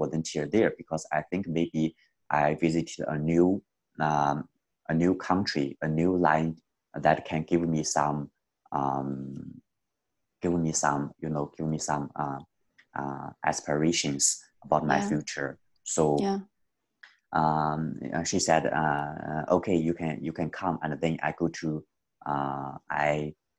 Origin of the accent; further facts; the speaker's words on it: China; moved away; also born or lived in Canada; I come from China.